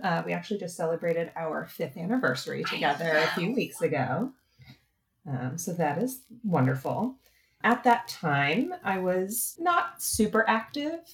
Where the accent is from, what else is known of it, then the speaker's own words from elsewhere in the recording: East Coast, United States; also born or lived in Boston; now in San Diego, United States; I'm from the East Coast